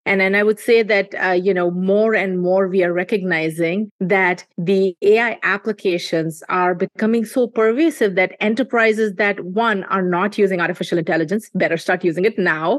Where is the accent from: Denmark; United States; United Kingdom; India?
India; moved away; we were seeing growing up in India